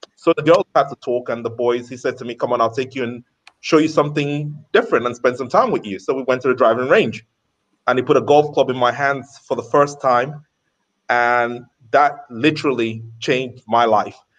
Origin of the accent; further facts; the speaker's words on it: London, United Kingdom; now in Qatar; I was growing up in London